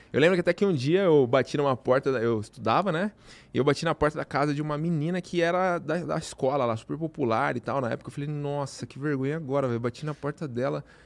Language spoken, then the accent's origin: Portuguese; interior of São Paulo, Brazil; Eu sou do interior de São Paulo